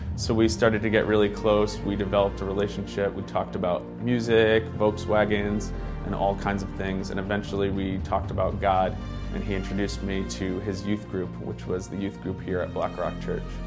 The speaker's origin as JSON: {"language": "English", "town": "Stratford", "region": "Connecticut", "country": "United States", "tie": "born or raised there", "said": "I grew up in Stratford, Connecticut"}